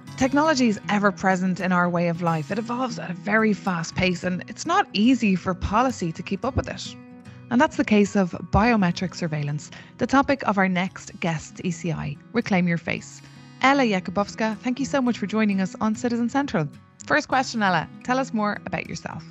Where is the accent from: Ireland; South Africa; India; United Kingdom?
Ireland; now in Brussels, Belgium; I'm an Irish reporter in Brussels.